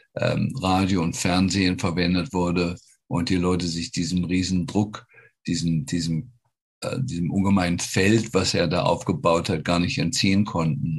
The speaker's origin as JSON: {"language": "German", "country": "Germany", "moved": "yes", "lives_now": "United States", "said": "als Deutsche"}